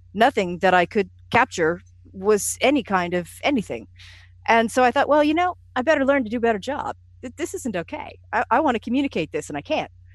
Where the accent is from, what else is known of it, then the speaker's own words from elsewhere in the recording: United States; being an American